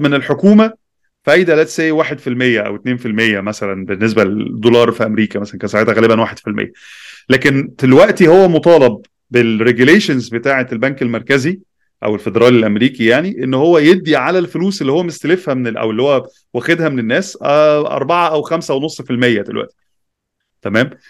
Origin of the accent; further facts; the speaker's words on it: Egypt; عندنا في مصر